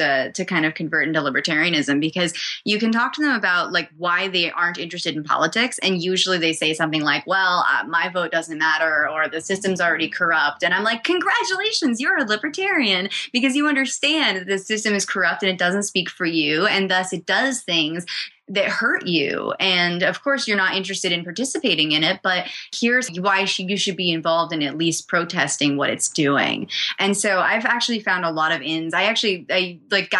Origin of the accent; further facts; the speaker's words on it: New Hampshire, United States; I was growing up in New Hampshire